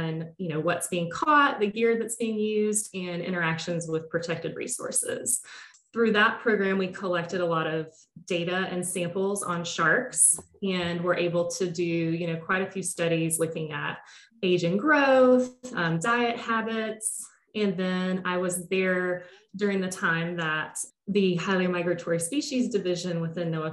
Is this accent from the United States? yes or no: yes; near Tallahassee, Big Bend region of Florida, United States; now in Rhode Island, United States; I grew up in the Big Bend region of Florida, so sort of near Tallahassee in North Florida